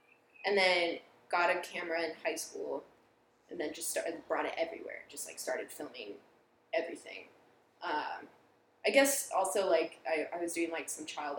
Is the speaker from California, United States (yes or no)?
yes; San Clemente, California, United States; San Clemente.